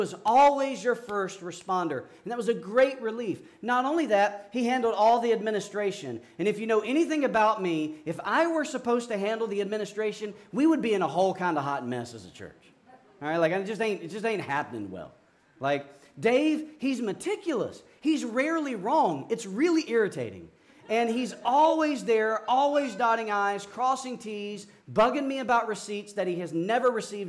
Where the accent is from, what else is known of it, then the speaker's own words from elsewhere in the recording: Georgia, United States; moved away as an adult; also born or lived in Amarillo, Texas; now in Williamsburg, United States; I'm from Georgia